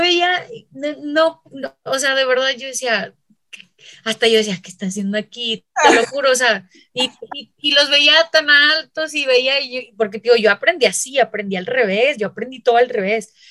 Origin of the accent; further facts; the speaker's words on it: Chihuahua, Mexico; accent: northern; moved away; soy de Chihuahua